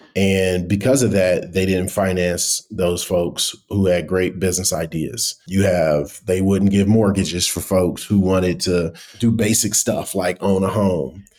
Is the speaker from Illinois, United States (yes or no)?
no; Cleveland, Ohio, United States; moved away as an adult; also born or lived in Abuja, Nigeria; now in Nairobi, Kenya; I'm originally from Cleveland, Ohio